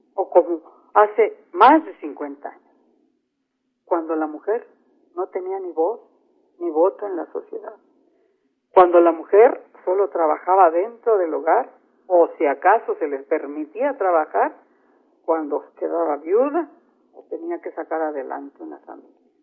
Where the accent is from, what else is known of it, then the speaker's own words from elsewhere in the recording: San Luis Potosí, Mexico; En San Luis Potosí, por ejemplo, de donde soy originaria y donde radico